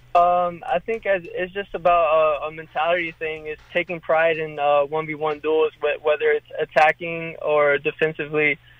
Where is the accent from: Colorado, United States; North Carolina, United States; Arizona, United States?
North Carolina, United States; now in Louisville, United States; I'm from North Carolina, so I know all the spots